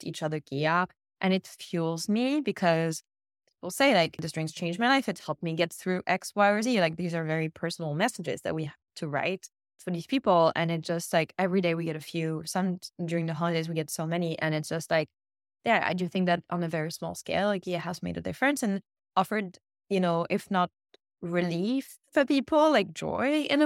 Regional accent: Cannes, Provence-Alpes-Côte d'Azur, France; moved away; the little beach kiosk where I grew up in Cannes

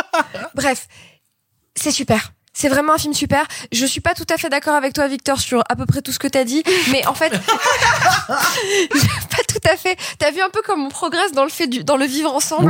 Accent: Grenoble, Auvergne-Rhône-Alpes, France; je suis de Grenoble

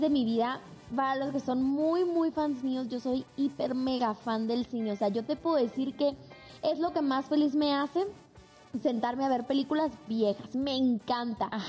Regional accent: Mazatlán, Sinaloa, Mexico; de donde soy yo, que es Mazatlán

